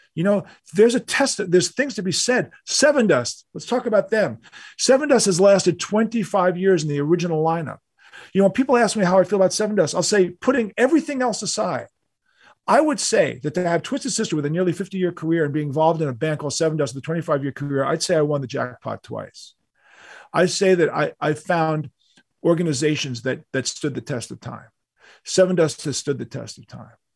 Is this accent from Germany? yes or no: no; New York City, New York, United States; we're from New York. You know, all, all of us were born in New York City. I was born in Manhattan